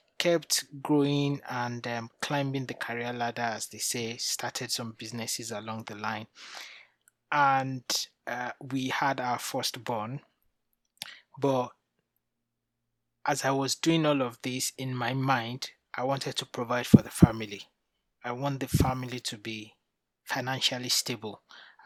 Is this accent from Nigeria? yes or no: yes; Nigeria; moved away as an adult; now in United Kingdom; I'm originally from Nigeria, moved to the UK 13 years ago.